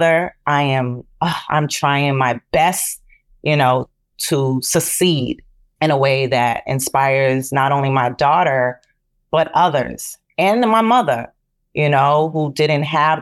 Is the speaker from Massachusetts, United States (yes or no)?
yes; Boston, Massachusetts, United States; I learned a lot in community centers where I grew up in Boston.